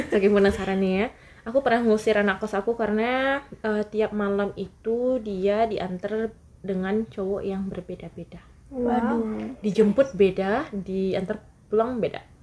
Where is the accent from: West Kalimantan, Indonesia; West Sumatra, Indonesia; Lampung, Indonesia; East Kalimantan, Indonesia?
West Sumatra, Indonesia; pasti kita pemikiran kita sebagai orang Minang lain gitu kan